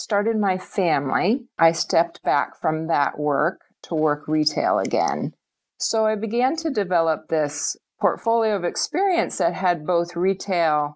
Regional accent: Chatsford, Pennsylvania, United States; moved away as an adult; now in Maine, United States; I grew up in Chatsford, Pennsylvania

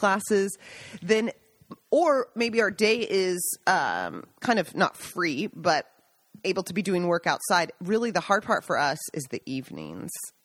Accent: Seattle, Washington, United States; now in Italy; I'm from Seattle.

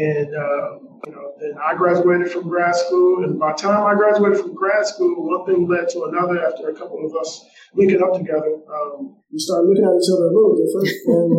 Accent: Detroit, Michigan, United States; also born or lived in Ypsilanti; But really, I'm from Detroit by way of Ypsilanti.

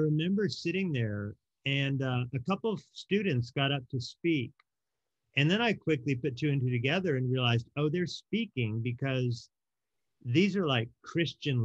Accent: Oregon, United States; also born or lived in Hawaii; I ended up growing up in Oregon with my mom

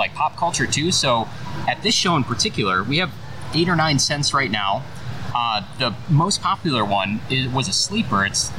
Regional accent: Chicago, Illinois, United States; moved away as an adult; now in Florida, United States; we used to live in Chicago. We're born and raised in Chicago. We've been down here for 7 or 8 years now.

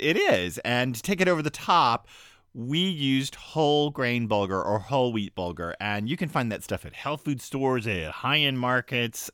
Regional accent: Texas, United States; now in New England, United States; I grew up in Texas

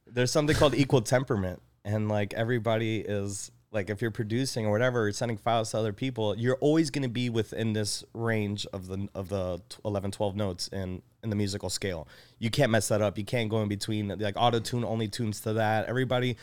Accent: Elmhurst, Illinois, United States; also born or lived in Chicago; I was born in Elmhurst

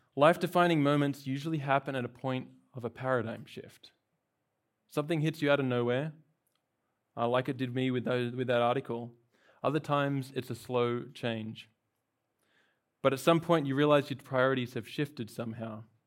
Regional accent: Australia; moved away as an adult; now in California, United States; I've, uh, not from here, I'm from Australia. I've been in California for about a year.

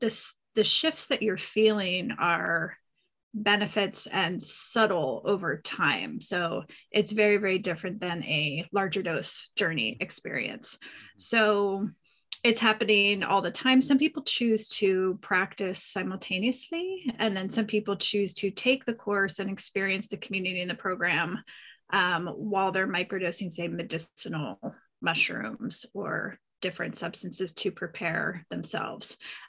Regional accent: East Coast, United States; I grew up on the East Coast, but I've been out here for 25 years.

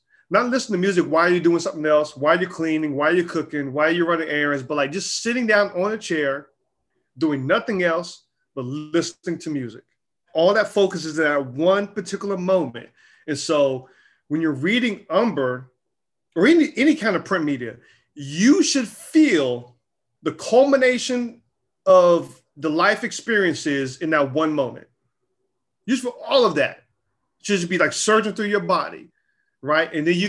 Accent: the South, United States; I grew up in the South, but I guarantee you, I knew from jump hip hop was not just rap music.

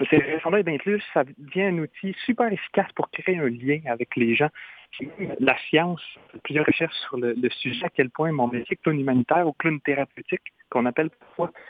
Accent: Trois-Rivières, Quebec, Canada; chez nous au Québec je viens de Trois-Rivières au Québec

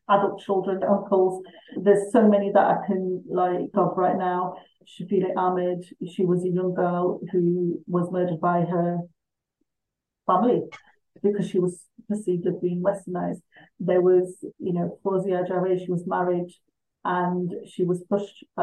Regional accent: England, United Kingdom; I'm a British Pakistani.

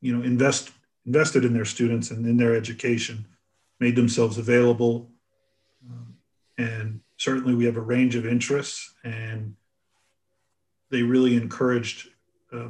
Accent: Newton, Massachusetts, United States; also born or lived in Boston; I'm originally from Boston and grew up in Newton, Massachusetts.

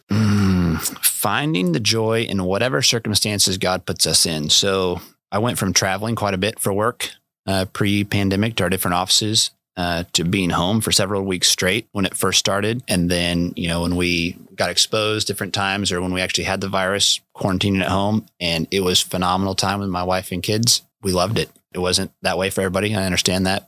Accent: Manhattan, Kansas, United States; I was born and raised in Manhattan. My parents met at K State and stayed

